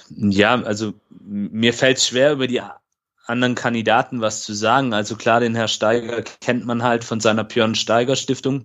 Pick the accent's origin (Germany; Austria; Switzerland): Germany; Böblingen, Baden-Württemberg; hier in meiner Heimatstadt in Böblingen